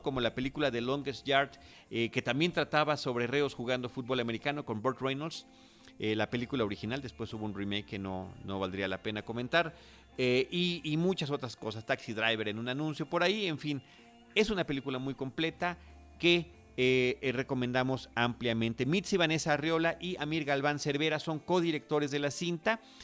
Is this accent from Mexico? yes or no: yes; Mexico; nuestra cinematografía mexicana